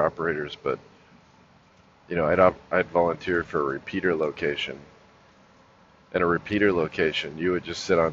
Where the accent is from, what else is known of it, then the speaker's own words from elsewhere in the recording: Los Angeles, California, United States; moved away as an adult; also born or lived in North Carolina; growing up in Los Angeles